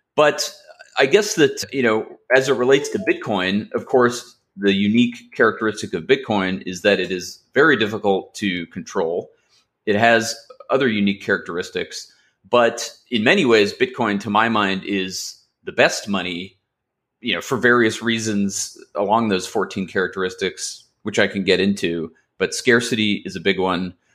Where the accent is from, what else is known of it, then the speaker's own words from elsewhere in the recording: Los Angeles, California, United States; also born or lived in Massachusetts; I grew up in Los Angeles